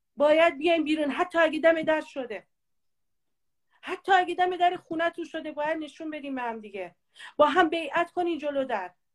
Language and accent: Persian; Kurds, Kurdistan, Iran